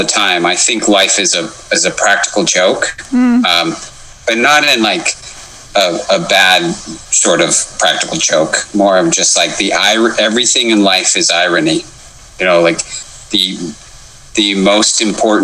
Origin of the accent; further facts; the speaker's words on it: Wendell, Idaho, United States; also born or lived in Jerome, Idaho; I was born and raised in Wendell, Idaho